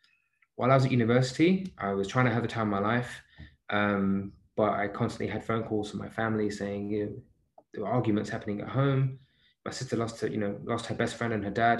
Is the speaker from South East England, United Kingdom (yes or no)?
no; London, United Kingdom; moved away; I grew up in Southeast London. You know, I was born and raised in London.